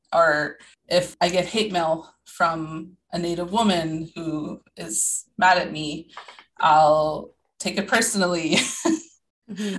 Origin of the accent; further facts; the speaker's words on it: Thunder Bay, Ontario, Canada; growing up in Thunder Bay, it was very rough place